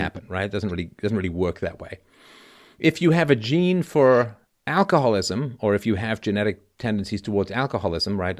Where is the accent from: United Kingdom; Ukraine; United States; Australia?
United Kingdom; England; when I was growing up in England